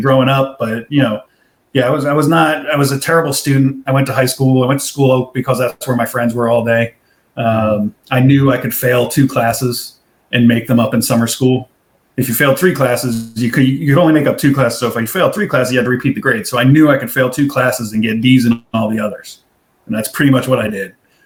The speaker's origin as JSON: {"language": "English", "region": "New Jersey", "country": "United States", "also_born_or_lived": "Pennsylvania", "said": "we're Jersey"}